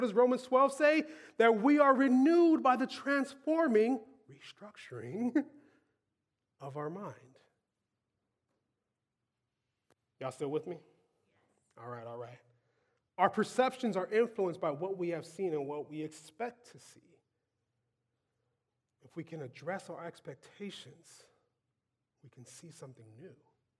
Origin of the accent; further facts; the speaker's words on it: Louisiana, United States; Growing up in South Louisiana, your palate is oriented a certain way.